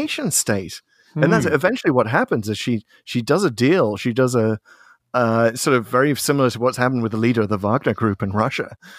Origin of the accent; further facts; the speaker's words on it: Liverpool, North West England, United Kingdom; So as a Scouser myself, of course Liverpool is kind of steeped in seafaring history.